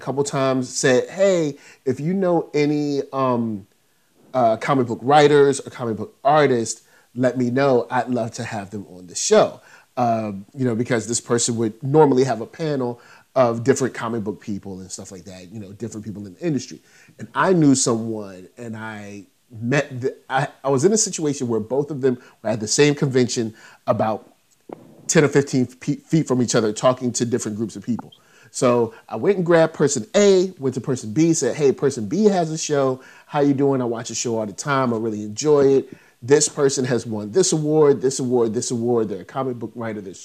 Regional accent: Virginia, United States; I'm from Virginia, so I'm a little further north

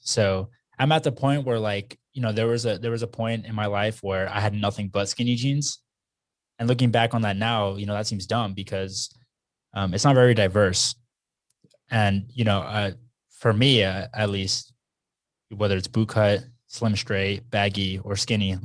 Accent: Texas, United States; growing up in Texas

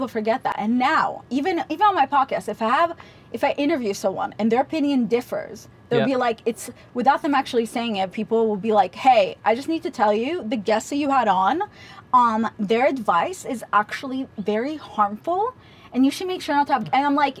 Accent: Israel; moved away; also born or lived in Russia; No, we grew up in Israel. Back then during communism, they kicked us out for being Jews.

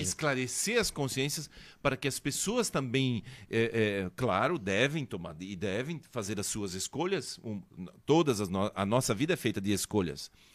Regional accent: São Bento do Sul, Santa Catarina, Brazil; moved away; Eu sou de São Bento

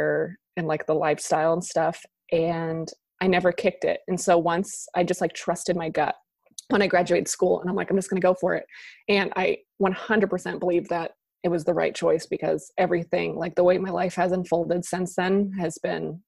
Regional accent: New Hampshire, United States; moved away as an adult; also born or lived in Boston; now in Wilmington, United States; I am from New Hampshire. I grew up there

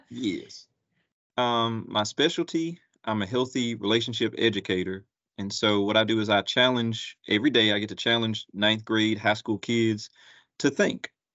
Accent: Gastonia, North Carolina, United States; moved away as an adult; also born or lived in Atlanta, Georgia; now in Columbus, United States; I'm originally from Gastonia, North Carolina

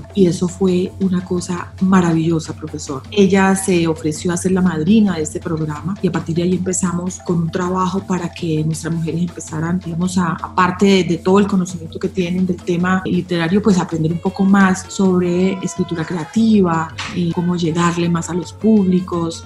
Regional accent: Buenaventura, Valle del Cauca, Colombia; Allí me formé, allí me crié

